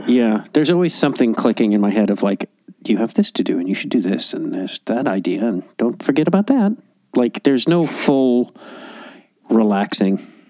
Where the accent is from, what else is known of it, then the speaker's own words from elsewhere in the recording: Chicago, Illinois, United States; moved away as an adult; also born or lived in Los Angeles; I grew up in Chicago.